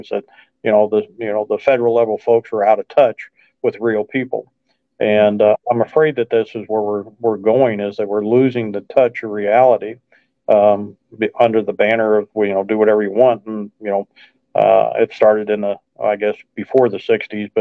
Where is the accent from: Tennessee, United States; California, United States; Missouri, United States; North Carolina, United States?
Missouri, United States; just outside of St. Louis; now in mid-Missouri, United States; I grew up just outside of St. Louis, so I'm very familiar with the metro area and the county very well